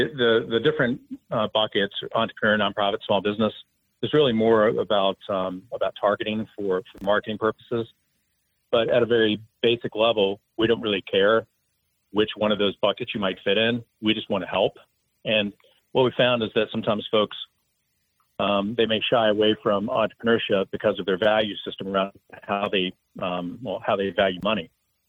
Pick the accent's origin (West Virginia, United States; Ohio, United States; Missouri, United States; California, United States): West Virginia, United States; Huntington; So growing up in Huntington, West Virginia, we didn't really talk about entrepreneurship much.